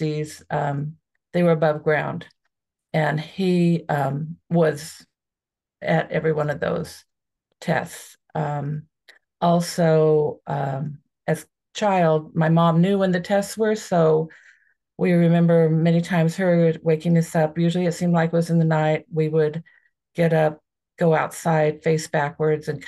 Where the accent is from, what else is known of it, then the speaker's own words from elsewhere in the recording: Southern Nevada, United States; also born or lived in Las Vegas, Nevada / Indian Springs, Nevada; I was born in Las Vegas, Nevada. I grew up in Southern Nevada.